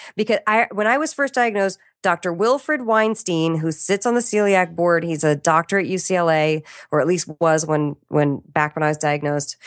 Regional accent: Washington, District of Columbia, United States; I'm from Washington, D C.

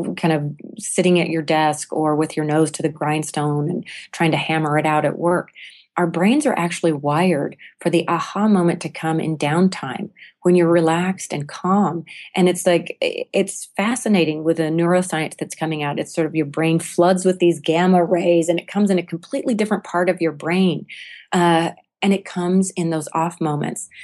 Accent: United States; as American and particularly as women

